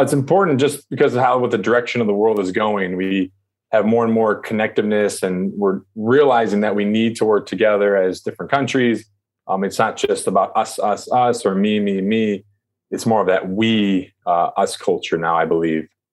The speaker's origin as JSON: {"language": "English", "country": "United States", "also_born_or_lived": "China", "said": "I'm American."}